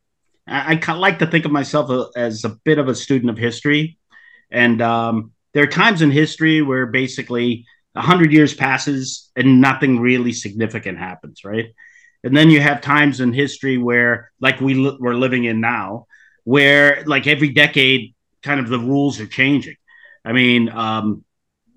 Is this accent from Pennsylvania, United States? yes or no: no; Boston, Massachusetts, United States; now in California, United States; I was born in Boston. I'm an attorney out here in California